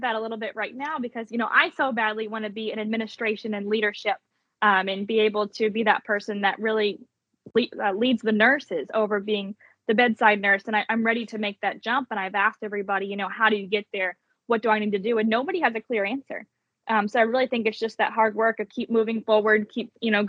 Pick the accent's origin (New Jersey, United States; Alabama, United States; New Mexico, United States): Alabama, United States; Alabama. So I went back the 4th year and I placed top 10. And I thought, well, if I really want to win my home state.